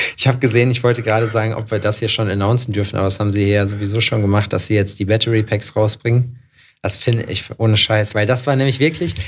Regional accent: Jena, Thuringia, Germany; Jena, wo ich herkomme

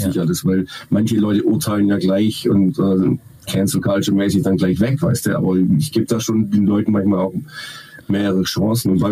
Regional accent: Baden-Württemberg, Germany; Wassermann. Ähm, sensibel. Weiß aber trotzdem, was er will. Das waren mehr als drei Worte. Ja. Und Schwabe.

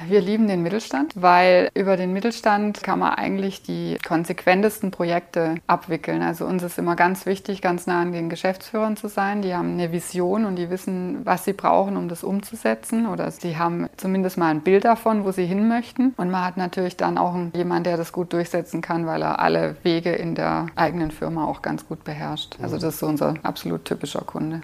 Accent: Germany; ich komme nicht aus Finnland, ich komme aus Deutschland.

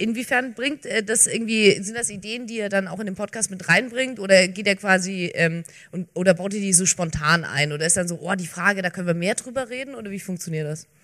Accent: Bavarian Swabia, Germany; ich komme äh, ja gar nicht aus Franken, ich komme aus, aus Bayerisch-Schwaben

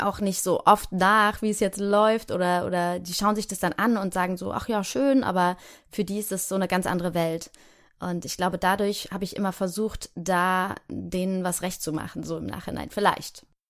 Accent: Heidelberg, Baden-Württemberg, Germany; wenn ich jetzt da in Heidelberg, wo ich herkomme, vorbeilaufe, dann weiß ich, ah ja, hier war mein Kindergarten

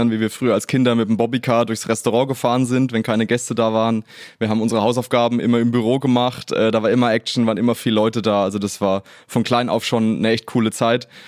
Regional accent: Langenprozelten, Bavaria, Germany; also born or lived in Munich; Also die Wohnung meiner Eltern ist bis heute noch im, äh, im Hotel Imhof in Langenprozelten. Okay. Da sind wir auch als Kinder aufgewachsen.

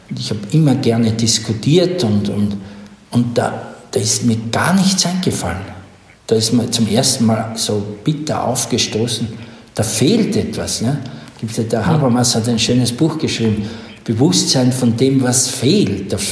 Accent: Styria, Austria; ich komme aus Oststeiermark, Südosten Österreichs, an äh, der Grenze, das war damals, da war die Welt aus, Jugoslawien hm. damals, nicht? und ich bin sehr religiös aufgewachsen

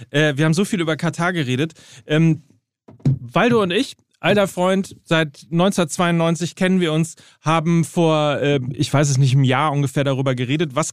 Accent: Hamburg, Germany; übrigens als Hamburger hier, ja.

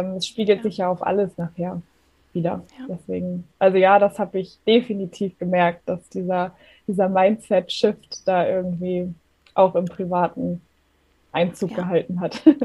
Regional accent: Germany; komme aus der Nähe von Hamburg. Ich lebe hier mit meinem Mann

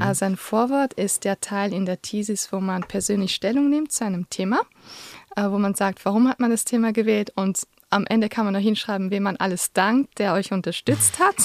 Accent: Luxembourg; moved away as an adult; also born or lived in Vienna, Austria; now in Switzerland; ich komme ursprünglich aus Luxemburg und habe in Wien Soziologie studiert und bin vor zwölf Jahren in die Schweiz gekommen

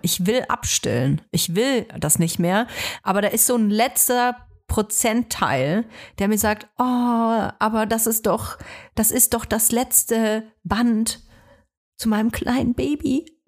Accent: Germany; ich bin nun mal hier in Deutschland geboren

